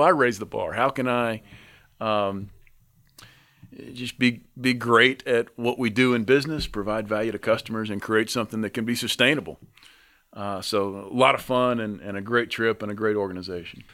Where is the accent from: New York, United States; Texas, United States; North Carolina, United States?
North Carolina, United States; I'm from North Carolina